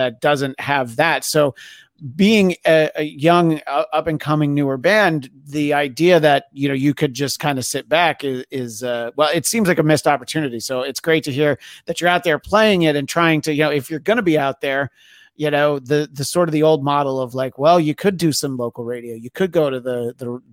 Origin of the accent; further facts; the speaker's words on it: New York, United States; growing up in New York